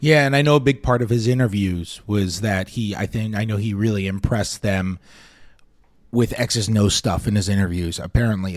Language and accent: English; New York City, New York, United States; I'm from New York City. When I, I grew up in the nineties in New York